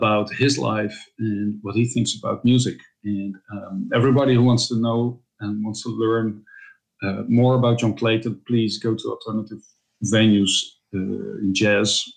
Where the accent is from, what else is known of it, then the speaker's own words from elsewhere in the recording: Netherlands; also born or lived in Utrecht / Amsterdam; I'm a Dutch double bassist, composer, and producer. I'm based in the Netherlands, in Europe. I live a 1 hour drive from Amsterdam.